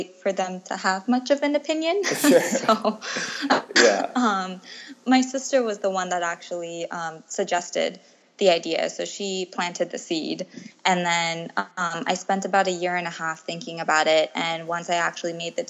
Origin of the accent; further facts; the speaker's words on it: United States; moved away as an adult; now in Thailand; I was born and raised in the States